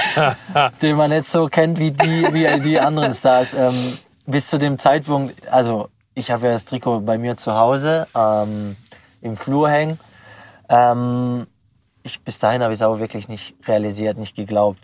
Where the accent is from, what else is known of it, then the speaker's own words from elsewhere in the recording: Pforzheim, Baden-Württemberg, Germany; moved away as an adult; now in Freiburg, Germany; ich bin in der Nordstadt aufgewachsen